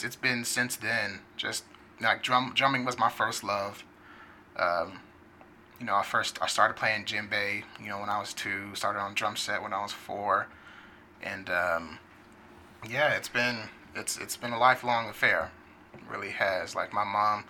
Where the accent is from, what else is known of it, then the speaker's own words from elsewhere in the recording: Wichita, Kansas, United States; also born or lived in Hayward, California / Fresno, California; I was born in Hayward, California, which is in the Bay, and then I moved to Fresno, California when I was one or two, and from there we moved to Wichita in 95 when I was 10 years old, and we were here ever since